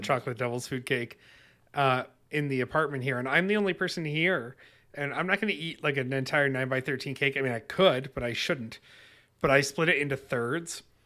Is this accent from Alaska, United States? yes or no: no; Webster, New York, United States; growing up in Webster, New York